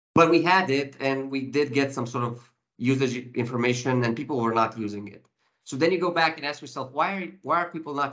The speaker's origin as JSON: {"language": "English", "town": "Timișoara", "region": "Timiș County", "country": "Romania", "tie": "born or raised there", "said": "Timișoara County Hospital, my hometown's county hospital"}